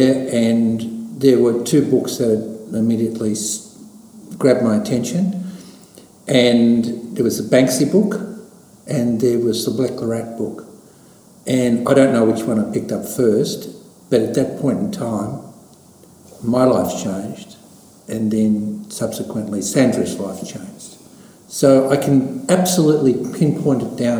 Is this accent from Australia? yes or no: yes; Beaumaris, Victoria, Australia; I grew up in Beaumaris